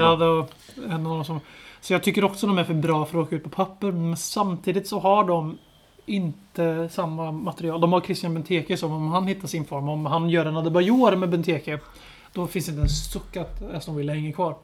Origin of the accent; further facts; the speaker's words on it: Lidköping, Västra Götaland, Sweden; jag är uppväxt i Lidköping och har mina rötter i Stockholm.